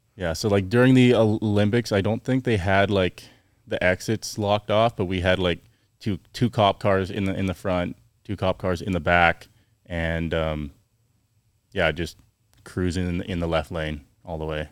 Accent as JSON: {"language": "English", "town": "Chilliwack", "region": "British Columbia", "country": "Canada", "tie": "born or raised there", "said": "I grew up in Canada, um, Chilliwack, B C, near Vancouver."}